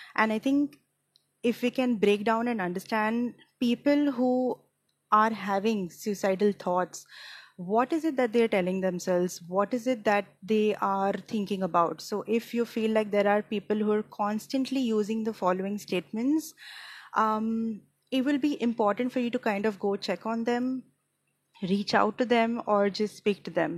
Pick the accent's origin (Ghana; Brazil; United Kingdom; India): India; Mumbai, Maharashtra; I am from Mumbai, India